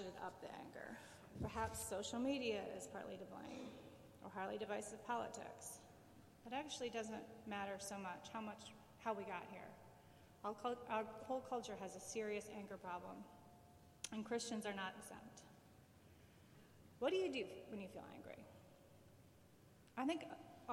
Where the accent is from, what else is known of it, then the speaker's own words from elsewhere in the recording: Plymouth, Michigan, United States; moved away as an adult; also born or lived in Florida; I grew up in Plymouth, Michigan, which is a lovely little town in the suburbs of Detroit